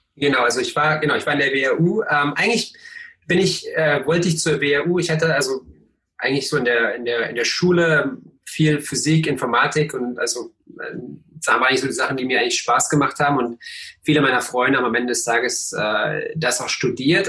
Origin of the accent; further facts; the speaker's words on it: Cottbus, Brandenburg, Germany; ich bin in Cottbus aufgewachsen